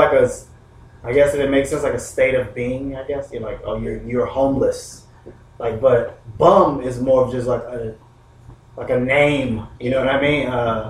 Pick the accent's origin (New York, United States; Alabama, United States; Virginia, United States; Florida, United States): Florida, United States; from Florida. Florida sits on one of the biggest aquifers, which is groundwater, like in the country.